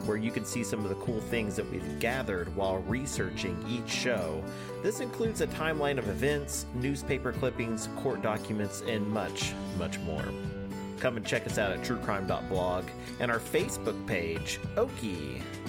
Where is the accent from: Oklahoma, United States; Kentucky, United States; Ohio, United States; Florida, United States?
Oklahoma, United States; I'm an Oklahoman